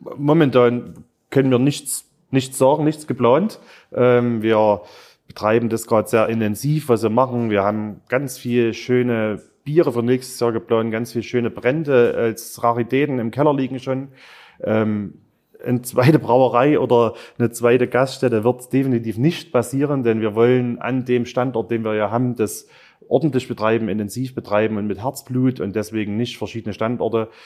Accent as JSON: {"language": "German", "town": "Zwönitz", "region": "Saxony", "country": "Germany", "tie": "born or raised there", "said": "Zwönitz. Ähm, klar, ist mein Heimatort"}